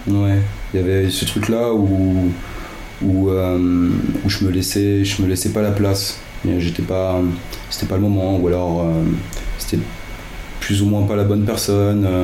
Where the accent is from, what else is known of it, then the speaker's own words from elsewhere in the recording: Yvelines, Île-de-France, France; now in Paris, France; j'ai grandi dans les Yvelines